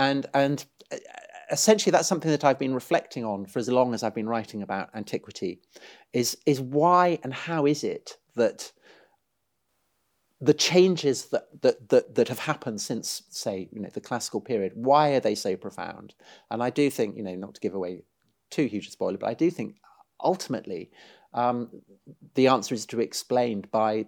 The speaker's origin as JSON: {"language": "English", "town": "Salisbury", "region": "South West England", "country": "United Kingdom", "tie": "born or raised there", "said": "I grew up outside Salisbury, home of the famous spire, Stonehenge. So, you know, an old landscape, an old countryside."}